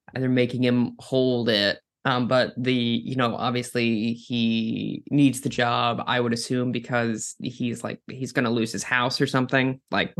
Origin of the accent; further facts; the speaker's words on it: Minnesota, United States; I'm from Minnesota